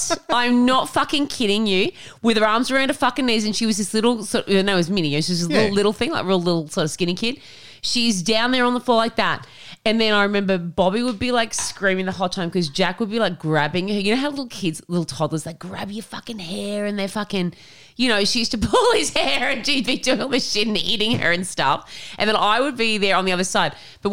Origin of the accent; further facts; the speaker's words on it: Tamworth, New South Wales, Australia; But for me, growing up in Tamworth, Port Macquarie was somewhere where a lot of people went for holidays, right?